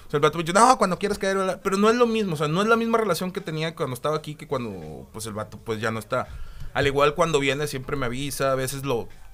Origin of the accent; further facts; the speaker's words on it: Monterrey, Nuevo León, Mexico; also born or lived in Mexico City / Dominican Republic; nací en el DF, me crié hasta los 6, 7 años en República Dominicana y luego ya me vine aquí a Monterrey